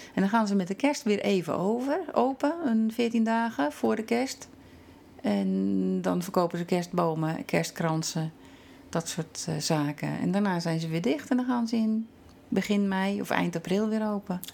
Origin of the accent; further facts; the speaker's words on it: Netherlands; moved away as an adult; now in Norway; wij hebben als Nederlander